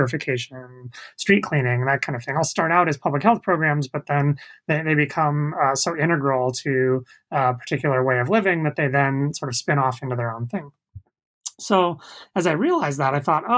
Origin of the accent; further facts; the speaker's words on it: the Bay Area, California, United States; I grew up in the Bay Area